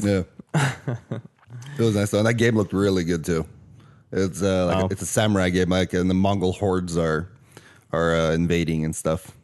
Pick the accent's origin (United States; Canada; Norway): Norway; English is a second language; moved away; also born or lived in Australia; I'm technically from Norway